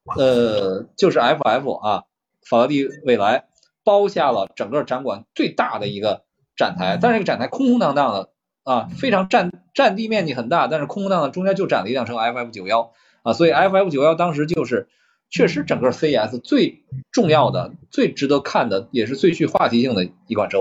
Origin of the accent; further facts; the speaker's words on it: China; 我们中国人